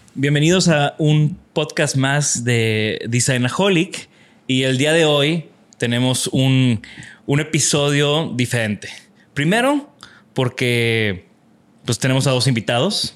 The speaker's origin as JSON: {"language": "Spanish", "town": "Tampico", "region": "Tamaulipas", "country": "Mexico", "moved": "yes", "said": "yo vengo de Tampico"}